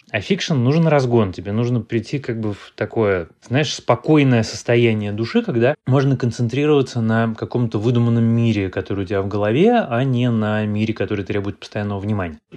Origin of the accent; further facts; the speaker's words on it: Moscow, Russia; born there; Коренной, кажется, это много поколений. Нет, я не коренной москвич.